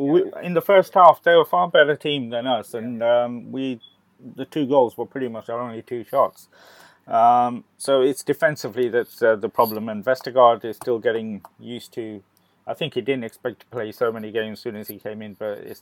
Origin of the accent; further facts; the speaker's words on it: India; You know, it's being an Indian football supporter and trying to live the dream that's not coming true anyway, soon anyway.